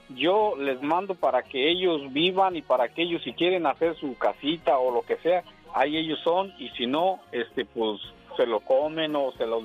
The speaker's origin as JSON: {"language": "Spanish", "region": "Michoacán", "country": "Mexico", "moved": "yes", "lives_now": "United States", "said": "soy de Michoacán."}